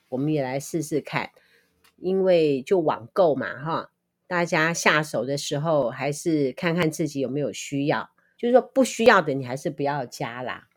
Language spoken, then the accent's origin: Chinese; Liouguei, Kaohsiung, Taiwan; now in Nankan, Taiwan; 我是高雄人，六龟人